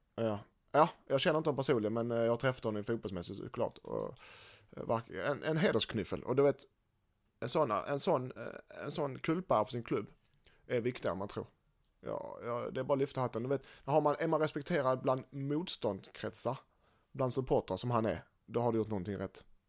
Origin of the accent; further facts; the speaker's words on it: Helsingborg, Skåne, Sweden; som helsingborgare